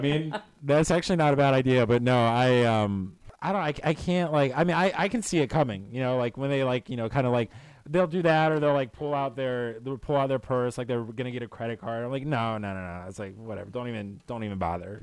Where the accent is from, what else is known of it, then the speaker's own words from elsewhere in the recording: Florida, United States; now in Chicago, United States; I am from the East Coast. I actually grew up in Florida.